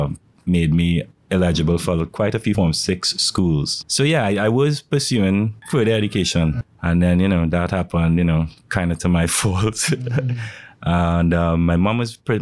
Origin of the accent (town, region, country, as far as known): St. Augustine, Trinidad & Tobago; born or raised there; also born or lived in Woodbrook, Port of Spain, Trinidad and Tobago